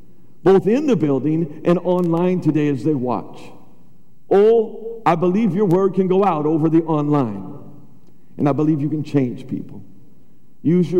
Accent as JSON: {"language": "English", "country": "United States"}